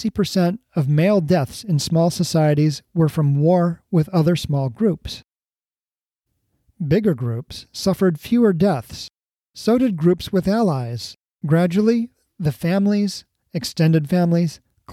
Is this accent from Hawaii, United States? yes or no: yes; Hawaii, United States; growing up in Hawaii.